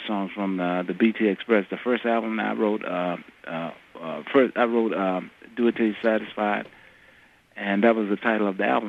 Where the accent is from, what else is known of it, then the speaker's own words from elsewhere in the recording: the South, United States; Yeah, I grew up in the South.